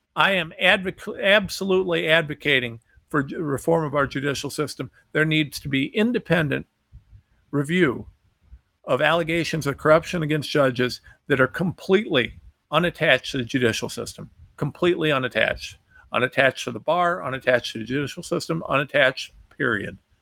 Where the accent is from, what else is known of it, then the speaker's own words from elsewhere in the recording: United States; I'm American